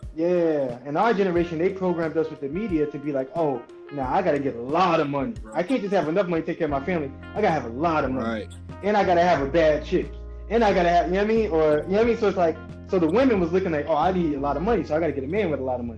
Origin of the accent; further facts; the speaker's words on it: United States; Black people in America